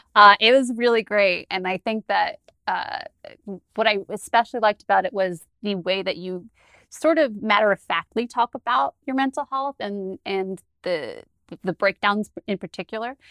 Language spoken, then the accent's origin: English; New Jersey, United States; I'm from New Jersey.